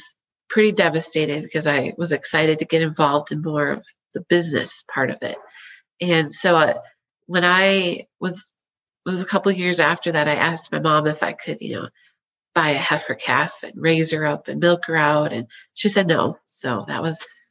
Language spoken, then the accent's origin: English; Wisconsin, United States; moved away; I'm originally from Wisconsin. I've got dairy in my blood from the get-go. So I grew up on a small dairy farm